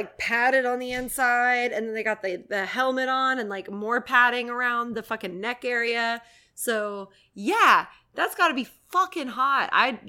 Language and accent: English; Florida, United States; I'm from Florida